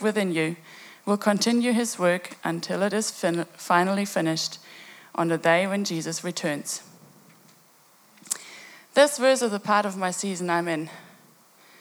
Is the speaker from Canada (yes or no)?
no; Germany; I have been born and growing up in Germany